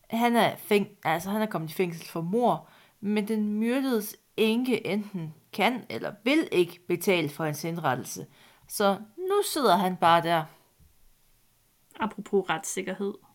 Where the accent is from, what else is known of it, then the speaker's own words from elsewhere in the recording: Jutland, Denmark; Jeg er fra Jylland, så jeg er undskyldt.